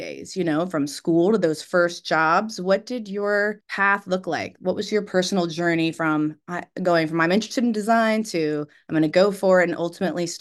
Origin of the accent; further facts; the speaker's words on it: Alexandria, Virginia, United States; I'm from Alexandria